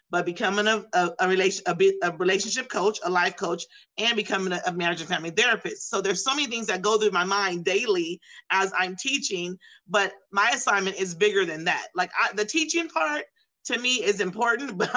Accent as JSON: {"language": "English", "area": "outskirts of the Bay Area", "region": "California", "country": "United States", "tie": "born or raised there", "said": "I was born and raised in California, and I was in the outskirts of the Bay Area"}